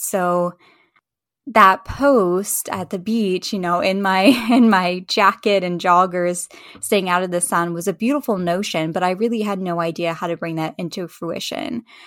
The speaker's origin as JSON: {"language": "English", "town": "Charlottesville", "region": "Virginia", "country": "United States", "tie": "born or raised there", "said": "I grew up in Charlottesville, Virginia, so I have a very strong tie to that community"}